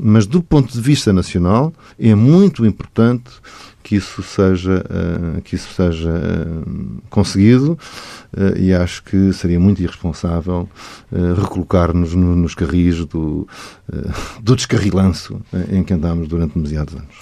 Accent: Portugal; agora nós somos portugueses, somos membros da CPLP

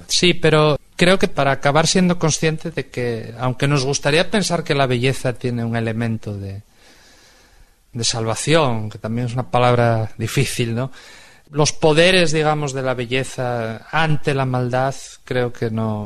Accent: Spain; soy un escritor español

